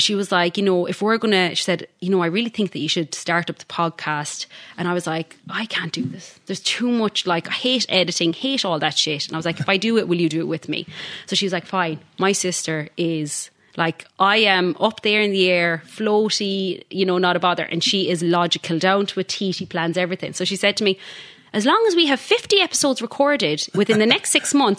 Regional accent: Galway, Connacht, Ireland; now in Perth, Australia

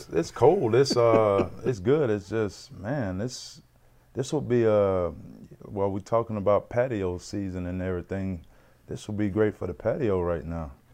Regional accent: Mississippi, United States; moved away as an adult; now in Regina, Canada; growing up in Mississippi

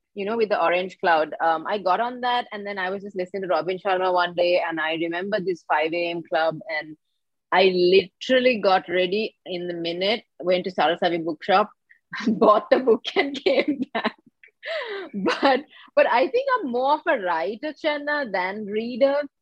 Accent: Colombo, Western Province, Sri Lanka; I was born and raised here in Colombo, Sri Lanka

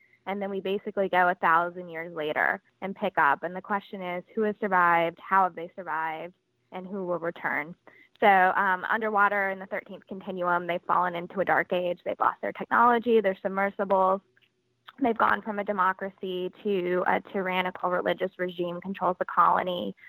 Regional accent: Virginia, United States; now in Los Angeles, United States; And I'm from Virginia, so it's nice to come home to my hometown.

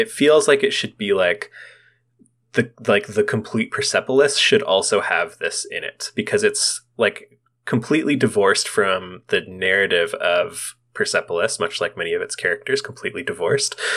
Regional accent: Canada; as Canadians

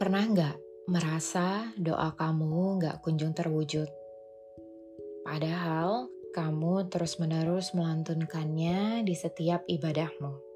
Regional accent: Jambi, Indonesia; now in Jakarta, Indonesia; Pulanglah aku ke Jambi, kota kelahiranku.

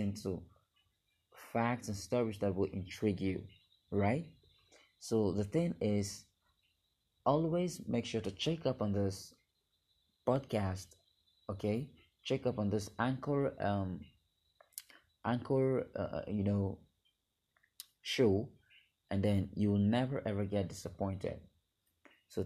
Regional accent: Nigeria; I am from Nigeria, Western Africa

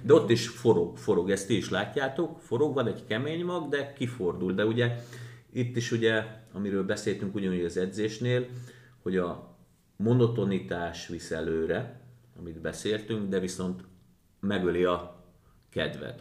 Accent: Győr, Győr-Moson-Sopron, Hungary; én Győrszigetbe nőttem föl

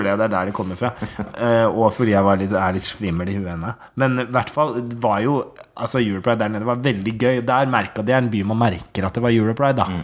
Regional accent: Hurum, Buskerud, Norway; now in Oslo, Norway; Jeg kommer fra Hurum, vokste opp på Klokkarstua

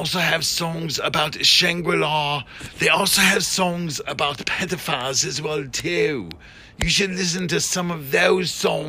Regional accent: United Kingdom; I am British and that is my humor.

